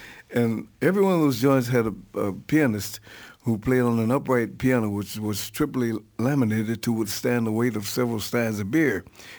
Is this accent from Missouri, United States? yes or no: yes; St. Louis, Missouri, United States; back in my hometown in St. Louis.